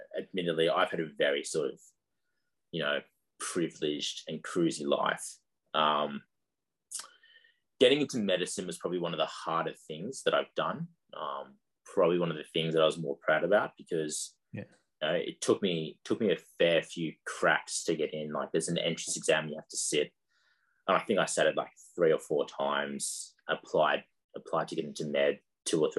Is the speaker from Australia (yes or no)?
yes; Sydney, New South Wales, Australia; growing up in Sydney, had a very comfortable life